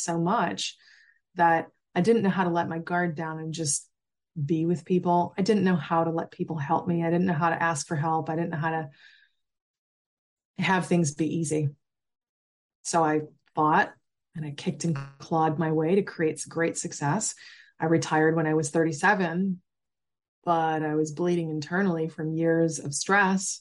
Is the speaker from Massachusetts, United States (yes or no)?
yes; Massachusetts, United States; I grew up in Massachusetts